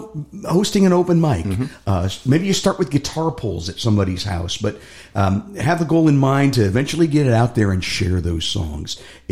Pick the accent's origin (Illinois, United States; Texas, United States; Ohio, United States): Ohio, United States; Cleveland; I grew up in Cleveland, in the rock and roll capital of the world.